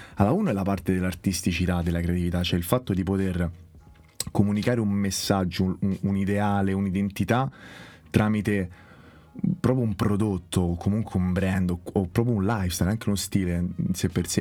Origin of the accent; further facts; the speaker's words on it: Rome, Lazio, Italy; moved away as an adult; now in Florence, Italy; per una persona come me, che praticamente ha sempre vissuto nella stessa casa